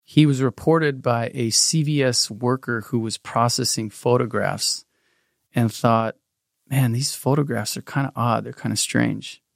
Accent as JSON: {"language": "English", "town": "South Pasadena", "region": "California", "country": "United States", "tie": "born or raised there", "said": "we grew up in South Pasadena, very middle class area"}